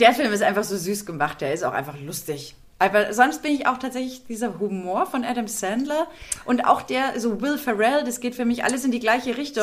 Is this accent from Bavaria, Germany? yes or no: yes; Munich, Bavaria, Germany; als Münchner